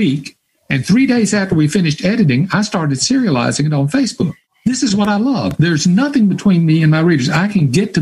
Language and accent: English; Hattiesburg, Mississippi, United States; my hometown of Hattiesburg, Mississippi